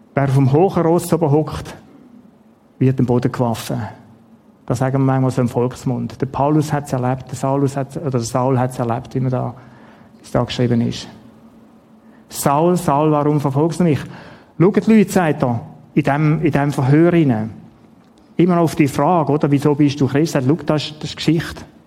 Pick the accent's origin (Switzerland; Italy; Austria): Switzerland; Schaffhausen; also born or lived in Ottiken; Die Schaffhausen, wo ich aufgewachsen bin